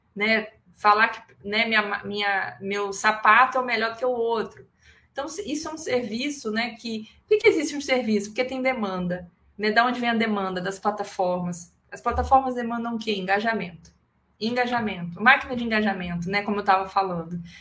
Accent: Espírito Santo, Brazil; eu sou capixaba

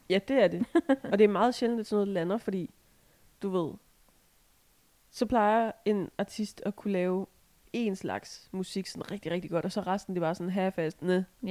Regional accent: Assens Municipality, Southern Denmark, Denmark; det er jo ikke helt der, hvor jeg kommer fra. Men det er fandme tæt nok

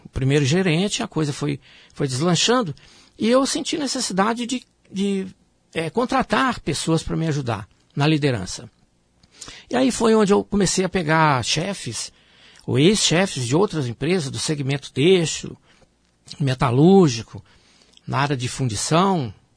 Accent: Minas Gerais, Brazil; also born or lived in Rio de Janeiro; eu sou natural de Minas Gerais

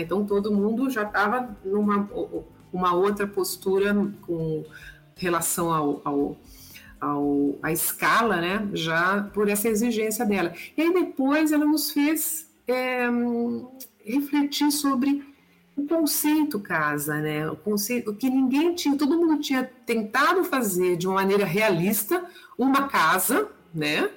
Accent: São Paulo, Brazil; eu nasci em São Paulo, né, capital

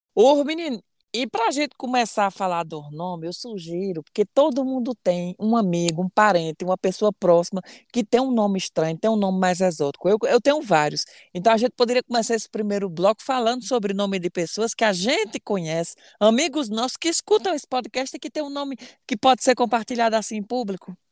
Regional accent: Ceará, Brazil; eu sou cearense

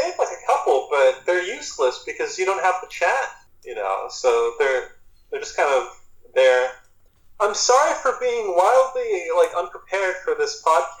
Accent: California, United States; born there; moved away; also born or lived in Utah / Georgia / Missouri / Iowa; I was born in California... moved to Utah, moved to Georgia, moved back to Utah. Then I moved to Missouri. Then I moved to Iowa. Then I moved to Massachusetts.

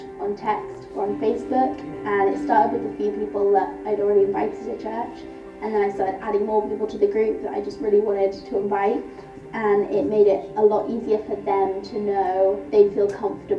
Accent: London, United Kingdom; I'm from Northeast London

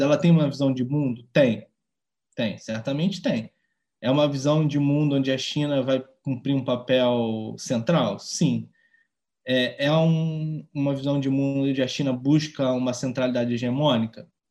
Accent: Rio de Janeiro, Brazil; Porque é, é a cidade que eu mais conheço, foi onde eu cresci

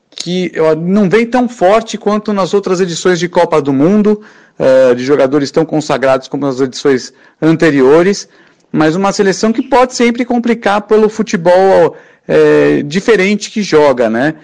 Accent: Brazil; a gente é brasileiro

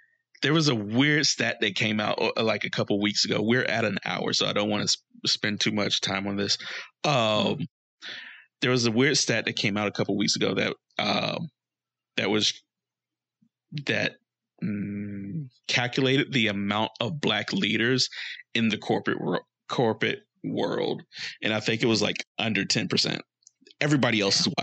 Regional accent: United States; I have no pride as an American anymore.

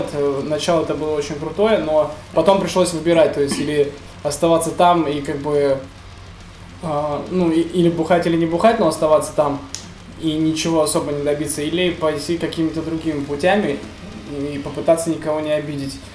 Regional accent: Nefteyugansk, Khanty-Mansi Autonomous Okrug, Russia; Я из нефтяной столицы Сибири

